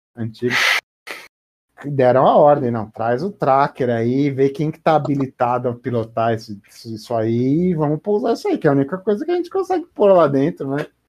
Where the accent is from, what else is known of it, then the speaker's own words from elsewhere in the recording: Brazil; eu como brasileiro